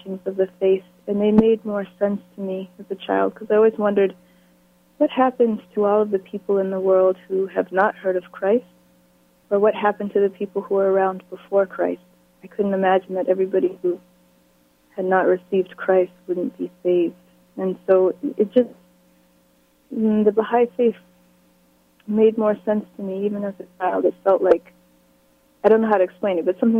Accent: Falmouth, Massachusetts, United States; moved away; also born or lived in Antigua / Berkeley, California; I grew up in Falmouth, Massachusetts. I was born and raised in Falmouth until I was 9 years old

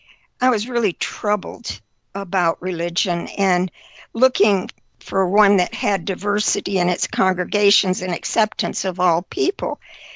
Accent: small town in the Finger Lakes area, New York, United States; moved away as an adult; also born or lived in Barbados; I was born in the Depression in 1937 to the small town in the middle of New York State in the Finger Lakes area. It was surrounded by dairy farms, but my parents worked at the Smith Corona typewriter factory in town.

